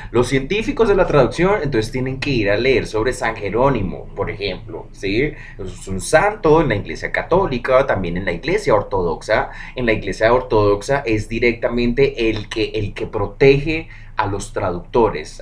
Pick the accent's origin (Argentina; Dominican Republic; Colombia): Colombia; Bogotá; uno siendo bogotano, uno mm, siendo de acá arriba en las montañas